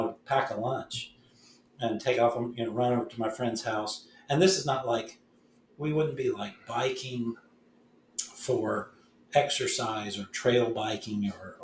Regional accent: Appalachia, rural Virginia, United States; also born or lived in Richmond, Virginia; grew up in Virginia in a rural setting, so that must make me a Southerner

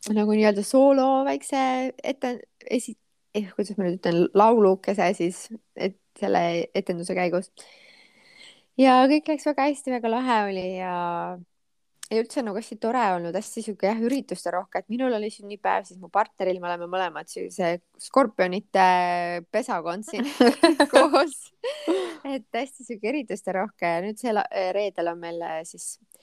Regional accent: Rakvere, Lääne-Viru County, Estonia; Rakveresse, kus ma pärit olen

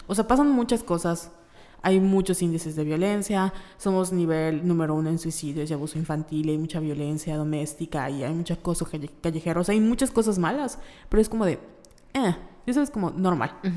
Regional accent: Mérida, Yucatán, Mexico; somos de Mérida, Yucatán

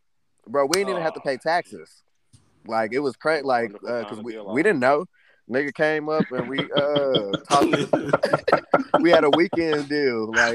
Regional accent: Kansas, United States; From Kansas, nigga.

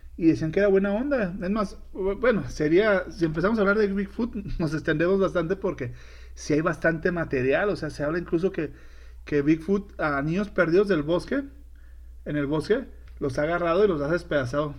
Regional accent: Sinaloa, Mexico; moved away; allá en mi tierra, en Sinaloa

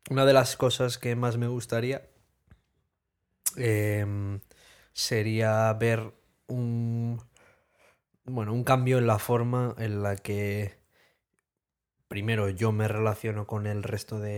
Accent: Spain; somos españoles.

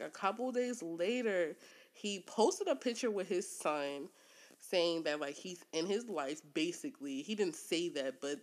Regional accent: Newark, Delaware, United States; My family's originally from New York, but I am from Newark, Delaware.

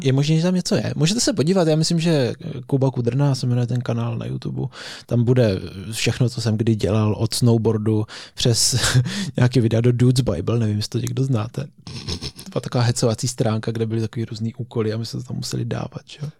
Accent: Český Krumlov, South Bohemian Region, Czechia; my oba pocházíme z Krumlova, já bydlím ještě v Krumlově, ty ne.

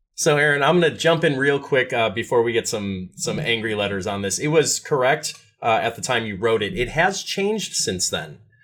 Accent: Midwest, United States; as a Midwesterner

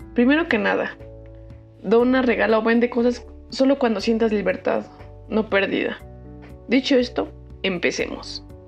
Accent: Mexico City, Mexico; yo soy de la Ciudad de México

